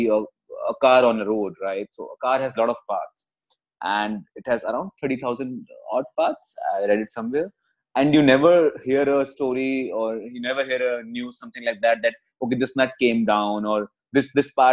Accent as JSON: {"language": "English", "town": "Jaipur", "region": "Rajasthan", "country": "India", "tie": "born or raised there", "also_born_or_lived": "Gurgaon", "moved": "as an adult", "said": "I was born and brought up in Jaipur, and for the past 22 years, I was staying in Jaipur"}